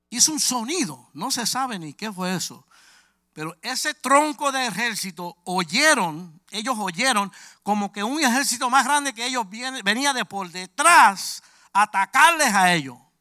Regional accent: New York City, New York, United States; Yo soy de Brooklyn, Nueva York

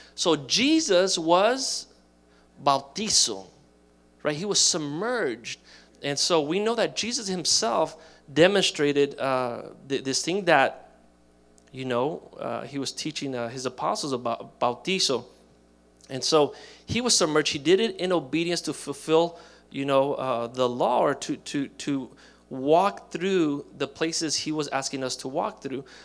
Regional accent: Miami, Florida, United States; I grew up in Miami

